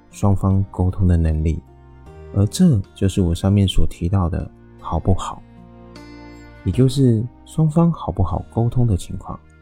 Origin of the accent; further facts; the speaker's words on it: Taiwan; 我是一位来自台湾喜欢旅行与热爱交朋友的